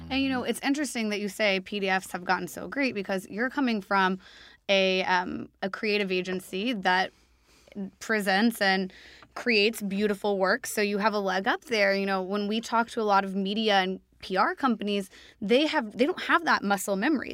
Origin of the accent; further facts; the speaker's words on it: Nashville, Tennessee, United States; also born or lived in New York City; now in London, United Kingdom; I'm from Nash Vegas